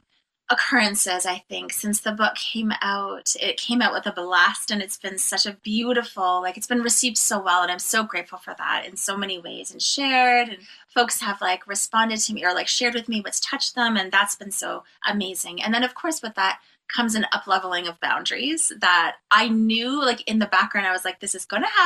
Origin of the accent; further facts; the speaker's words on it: Cape Croker First Nation, Ontario, Canada; I am from Nation Agaming and Dunjaba from Cape Croker First Nation